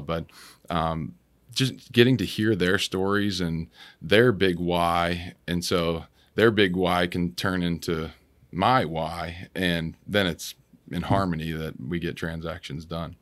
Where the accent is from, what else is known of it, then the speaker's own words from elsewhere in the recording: Washington, United States; moved away as an adult; also born or lived in Clearwater, Florida / New Jersey / California / Houston, Texas; I'm from Washington State